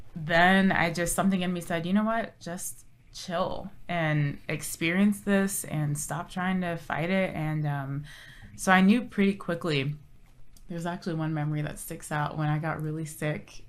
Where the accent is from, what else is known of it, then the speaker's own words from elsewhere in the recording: Orange County, Southern California, United States; moved away as an adult; also born or lived in Odessa, Texas; now in San Antonio, United States; born and raised in Southern California, Orange County